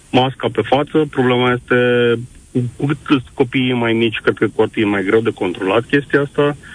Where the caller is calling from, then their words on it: Timișoara, Timiș County, Romania; Bună ziua! Sunt din Timișoara.